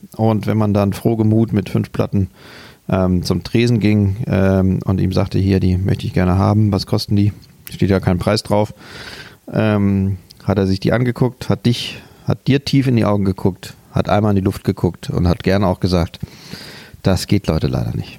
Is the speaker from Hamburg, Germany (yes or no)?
yes; Hamburg, Germany; bei uns in Hamburg